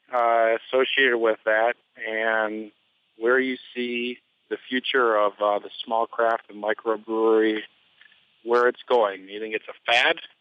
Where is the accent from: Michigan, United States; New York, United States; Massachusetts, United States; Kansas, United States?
Michigan, United States; moved away as an adult; also born or lived in eastern Pennsylvania; now in Pennsylvania, United States; I'm originally from Michigan